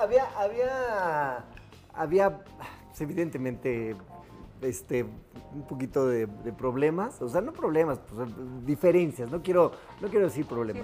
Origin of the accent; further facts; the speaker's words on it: Guanajuato, Mexico; Nosotros somos originarios de Guanajuato